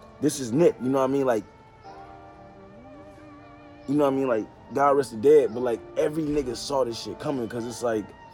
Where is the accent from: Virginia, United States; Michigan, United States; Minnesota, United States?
Michigan, United States; Detroit; moved away; also born or lived in Glendale, California; I'm from Detroit